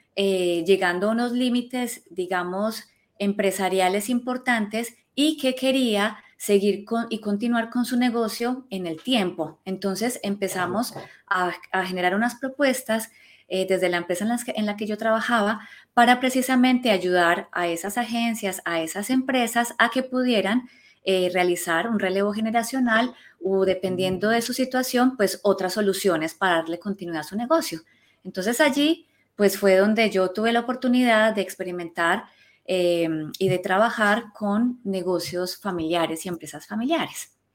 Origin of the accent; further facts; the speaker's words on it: Colombia; now in Spain; yo soy colombiana